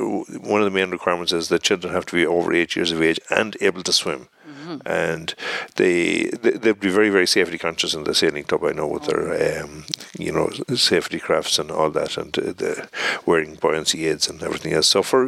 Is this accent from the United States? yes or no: no; Portumna, Connacht, Ireland; my hometown, Portumna.